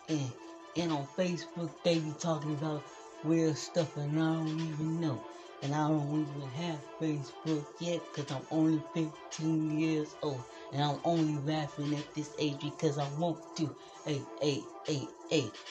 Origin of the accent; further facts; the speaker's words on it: Plainfield, Illinois, United States; And I'm from Chicago, Illinois, suburbs of Plainfield, Illinois.